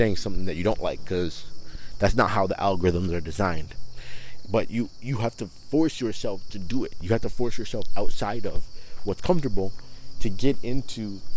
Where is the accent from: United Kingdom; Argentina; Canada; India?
Canada; Toronto, Ontario; growing up in Toronto, I was around a lot of people who were Muslim